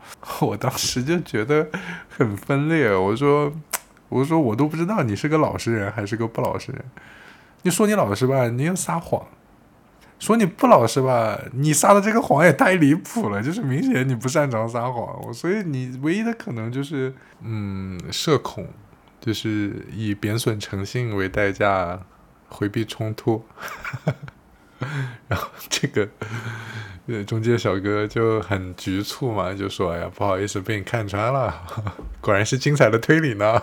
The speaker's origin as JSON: {"language": "Chinese", "town": "Korla", "region": "Xinjiang", "country": "China", "tie": "born or raised there", "also_born_or_lived": "Beijing", "moved": "yes", "lives_now": "Shenzhen, China", "said": "一个库尔勒的小男孩儿，怎么一下子变成了一个在深圳租房的中年人"}